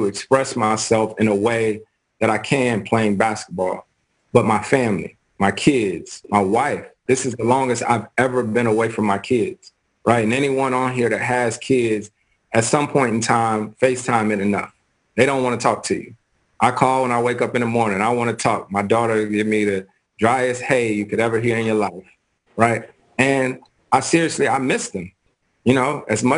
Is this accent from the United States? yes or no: yes; Winston-Salem, North Carolina, United States; growing up in Winston-Salem, North Carolina, my dad was in a bowling league.